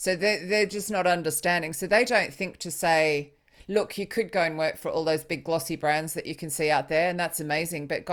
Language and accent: English; Australia; moved away as an adult; also born or lived in Sydney; now in United Kingdom; I'm Australian